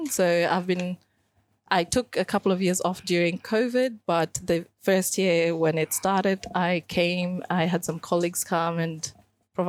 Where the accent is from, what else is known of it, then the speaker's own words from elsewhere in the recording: Sydney, New South Wales, Australia; moved away as an adult; also born or lived in Kenya / Caroline Springs, Melbourne; now in Melbourne, Australia; I moved to Melbourne when I was already an adult. So I grew up in Western Sydney